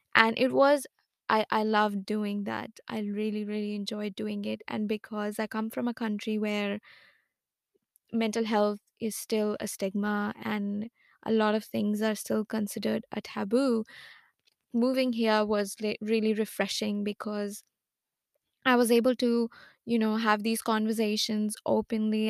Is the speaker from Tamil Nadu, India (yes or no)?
no; Lucknow, Uttar Pradesh, India; moved away as an adult; now in Melbourne, Australia; I was born and brought up in India. I am from Lucknow.